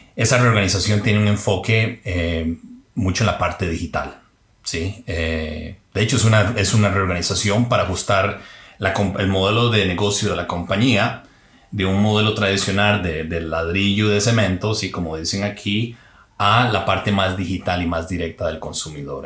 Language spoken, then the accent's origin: Spanish; Heredia, Costa Rica; moved away as an adult; salí de Heredia, pero Heredia no salió de mí